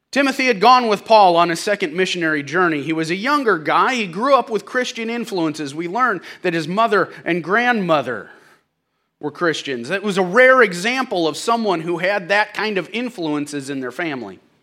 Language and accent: English; St. Louis, Missouri, United States; I'm from Saint Louis